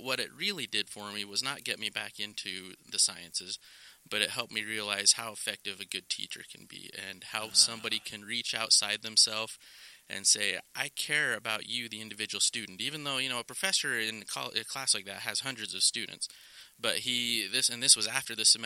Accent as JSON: {"language": "English", "town": "Rigby", "region": "Idaho", "country": "United States", "tie": "born or raised there", "moved": "yes", "lives_now": "Utah, United States", "said": "I grew up in Idaho, southeast Idaho, Rigby to be specific, and have been in Utah"}